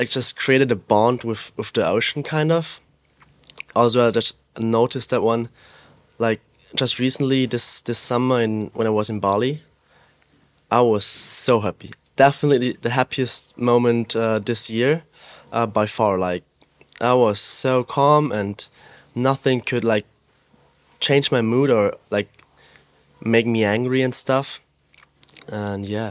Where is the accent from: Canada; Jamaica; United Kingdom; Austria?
Austria; I grew up in the Alps in Austria